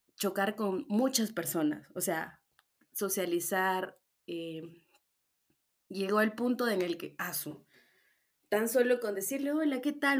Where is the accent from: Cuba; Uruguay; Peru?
Peru; Puerto Maldonado, Madre de Dios; moved away as an adult; now in Arequipa, Peru; yo soy de Puerto Maldonado. Eso, ñañitos, yo soy de la selva.